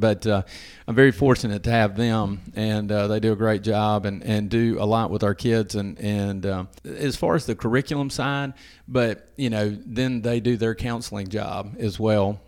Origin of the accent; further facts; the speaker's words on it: Madison, Mississippi, United States; moved away as an adult; also born or lived in Hernando, Mississippi; I'm from around the Jackson area. I'm from Madison originally.